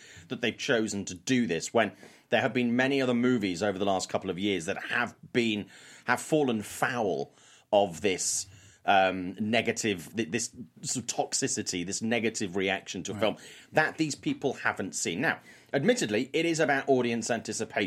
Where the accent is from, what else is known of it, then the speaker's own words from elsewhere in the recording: United Kingdom; I'm British